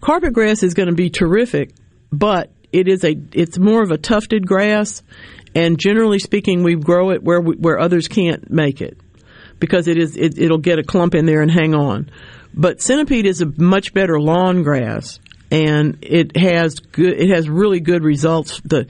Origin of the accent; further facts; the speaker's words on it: Mississippi, United States; I was raised in South Rankin County in a farming family.